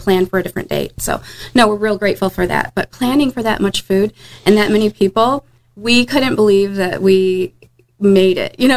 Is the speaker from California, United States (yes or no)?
no; Northville, Michigan, United States; moved away as an adult; now in St. Augustine, United States; We're from Detroit, and we owned a restaurant in Detroit